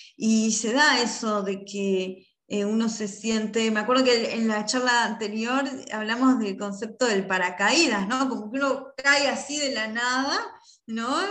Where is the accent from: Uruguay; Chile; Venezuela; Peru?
Uruguay; en mi país, acá en Uruguay